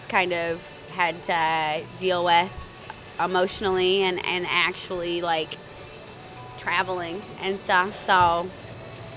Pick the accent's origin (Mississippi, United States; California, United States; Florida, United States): Mississippi, United States; moved away as an adult; now in Michigan, United States; Mississippi and in my hometown